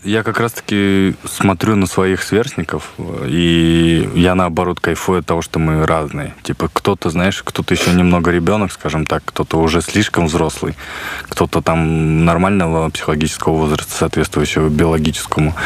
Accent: Buryatia, Russia; у нас самобытно достаточно для западных э, туристов

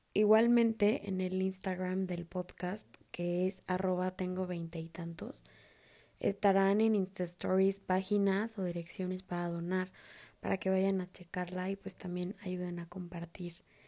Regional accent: Mexico; somos hermanos mexicanos

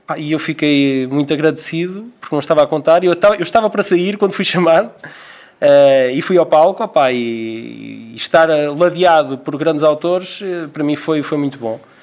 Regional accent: Figueira da Foz, Centro, Portugal; a aldeia de onde, eu, de onde eu sou natural, que é as Marianas

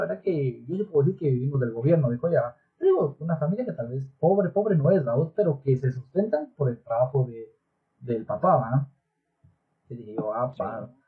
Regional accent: Guatemala; como buenos chapines

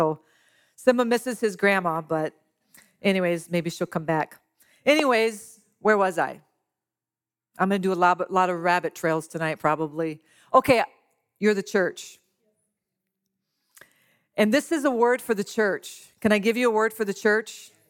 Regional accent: Louisiana, United States; I'm from Louisiana. I am Cajun to the core. I don't sound like it, but I eat like it.

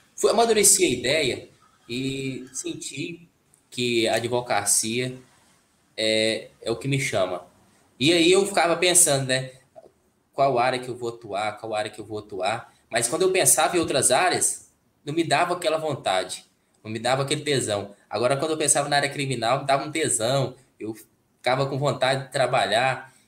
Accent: Caldas Novas, Goiás, Brazil; eu sou de Goiás, né? Caldas Novas, Goiás

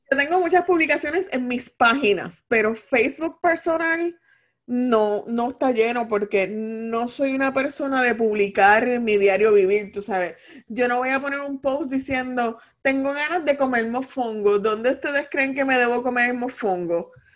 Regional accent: Puerto Rico; como todo boricua

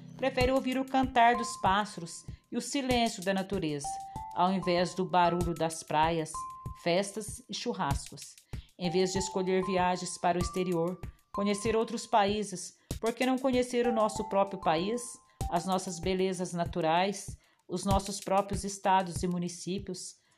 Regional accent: Aiuruoca, Minas Gerais, Brazil; Sou da cidade de Airoca, Minas Gerais

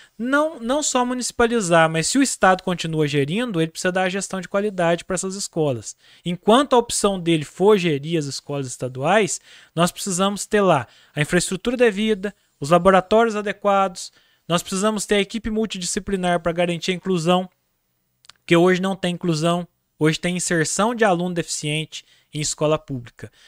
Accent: Andradas, Minas Gerais, Brazil; Eu sou de Andradas

